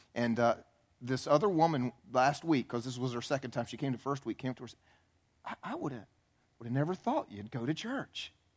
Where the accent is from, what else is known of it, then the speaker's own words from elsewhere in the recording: the Bible Belt, United States; I grew up in the Bible Belt going to church my whole life